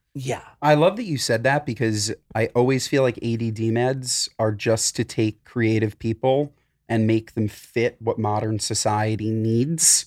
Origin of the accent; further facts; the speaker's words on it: New York, United States; I'm from New York